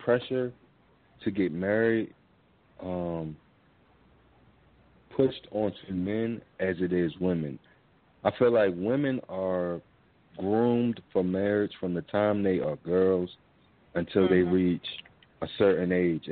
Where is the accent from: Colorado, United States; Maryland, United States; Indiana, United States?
Maryland, United States; Baltimore; I'm from Baltimore